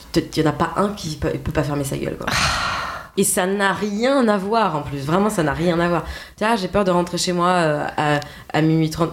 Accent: Alsace, Grand Est, France; accent: Alsatian; avec notre accent alsacien

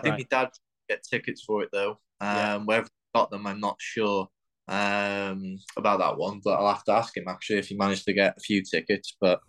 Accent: Wales, United Kingdom; with us being Welsh

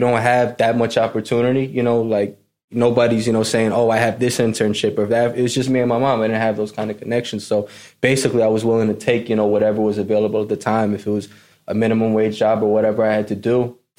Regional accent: New York, United States; I grew up in New York. You know, it was me and my mom growing up, single family home. She was a teacher.

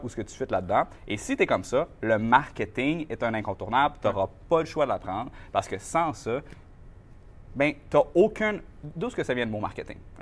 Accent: Saint-Georges-de-Champlain, Quebec, Canada; also born or lived in Shawinigan; je viens de Saint-Georges-de-Champlain, qui est une petite ville

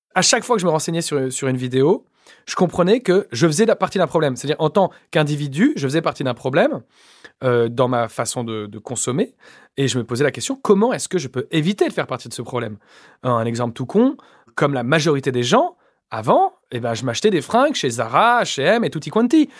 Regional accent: Échirolles, Auvergne-Rhône-Alpes, France; j'ai grandi en cité à Échirol, dans la banlieue de Grenoble

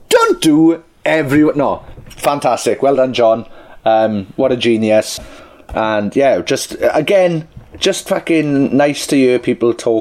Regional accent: Welsh, Wales, United Kingdom; I'm Welsh

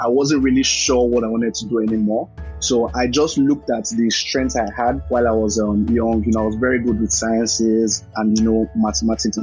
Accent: Lagos, Nigeria; I was born and raised in Lagos, lived there virtually all of my life

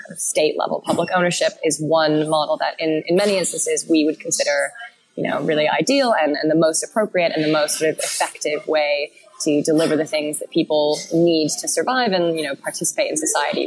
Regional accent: Canada; as a Canadian

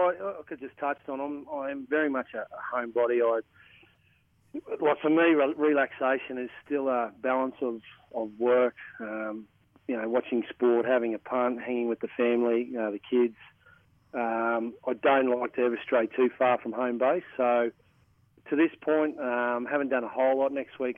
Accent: Moranbah, Queensland, Australia; moved away; growing up in Moranbah

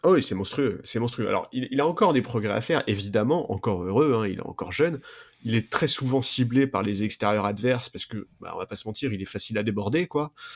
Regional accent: France; en tant que Français

